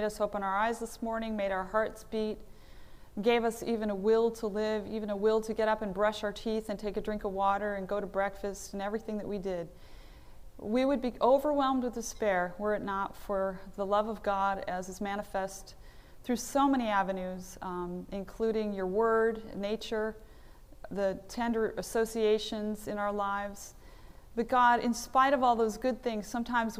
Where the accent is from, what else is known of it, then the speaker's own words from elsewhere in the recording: Philadelphia, Pennsylvania, United States; I'm from Philadelphia